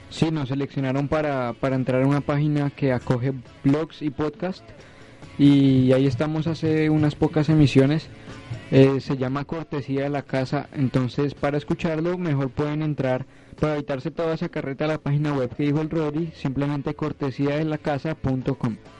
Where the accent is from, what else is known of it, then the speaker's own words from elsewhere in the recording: Cali, Valle del Cauca, Colombia; now in Florencia, Colombia; Nací en Cali, Valle del Cauca, 24 de enero del 94.